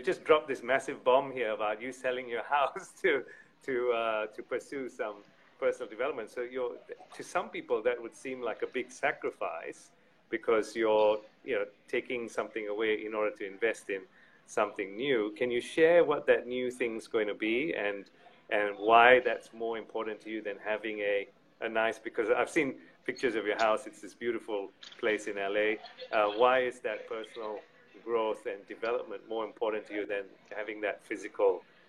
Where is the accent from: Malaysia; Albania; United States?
Malaysia; born there; also born or lived in United Kingdom / Australia; I was born in Malaysia, lived in UK and Australia.